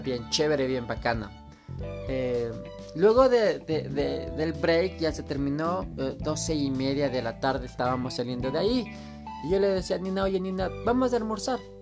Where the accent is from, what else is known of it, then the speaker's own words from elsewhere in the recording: Quito, Pichincha, Ecuador; yo soy de Quito